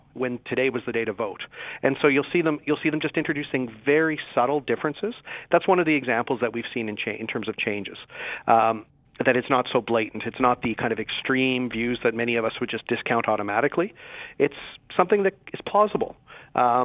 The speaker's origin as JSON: {"language": "English", "region": "Saskatchewan", "country": "Canada", "said": "I'm from Saskatchewan."}